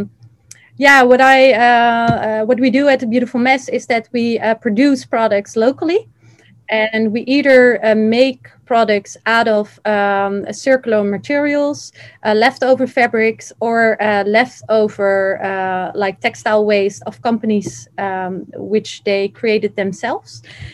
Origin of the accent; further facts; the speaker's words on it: Netherlands; also born or lived in Iraq; I'm from the Netherlands, but originally from Iraq